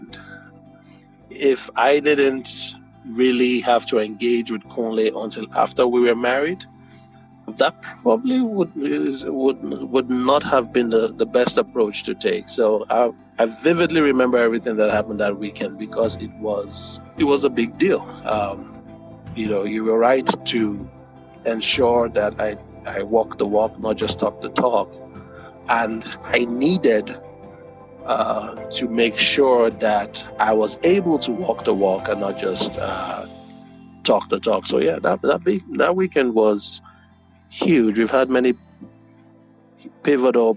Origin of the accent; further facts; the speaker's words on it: Nigeria; moved away as an adult; now in United States; growing up in Nigeria